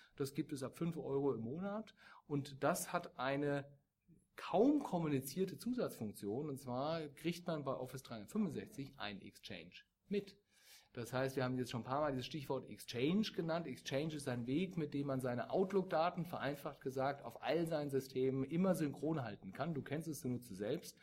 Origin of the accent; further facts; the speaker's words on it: Germany; wir als Deutsche